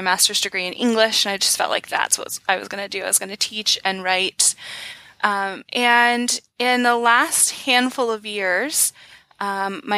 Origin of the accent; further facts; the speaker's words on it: Georgia, United States; now in Bellingham, United States; I'm actually from the deep south, so I came out here from Georgia